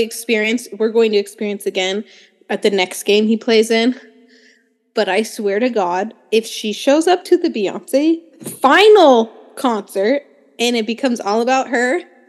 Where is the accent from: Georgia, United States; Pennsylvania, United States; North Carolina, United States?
Pennsylvania, United States; I'm not from Philadelphia. I'm from like rich suburban area of Pennsylvania.